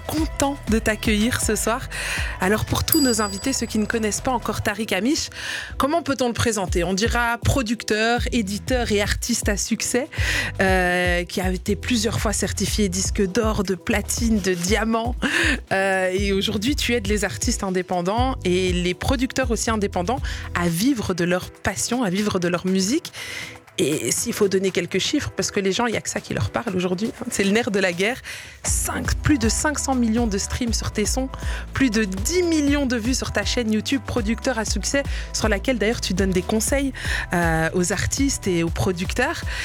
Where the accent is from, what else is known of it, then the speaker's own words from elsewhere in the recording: Liège, Wallonia, Belgium; moi j'ai grandi à Liège